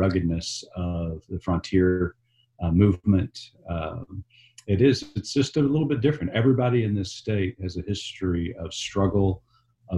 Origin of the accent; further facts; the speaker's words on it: Tulsa, Oklahoma, United States; also born or lived in Texas; I'm a native Okie. I grew up in Tulsa, Oklahoma.